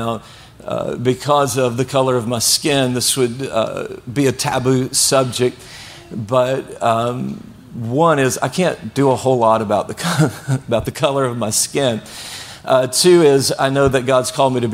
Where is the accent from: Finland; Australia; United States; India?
United States; Blytheville, Arkansas; now in Venice, United States; I grew up in a city called Blytheville, Arkansas